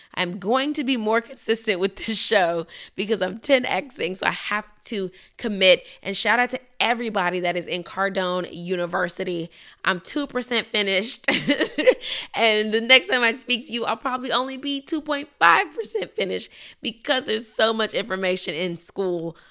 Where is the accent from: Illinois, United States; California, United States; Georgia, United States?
Illinois, United States; Chicago; moved away; my hometown of Chicago